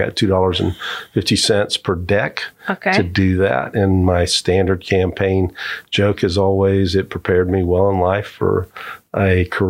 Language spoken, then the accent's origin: English; Kissimmee, Florida, United States; now in Orlando, United States; And I grew up in Kissimmee.